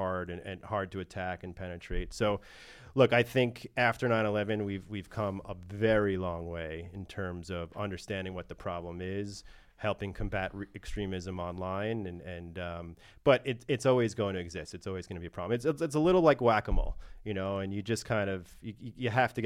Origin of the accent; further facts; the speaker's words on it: New York, United States; I'm from New York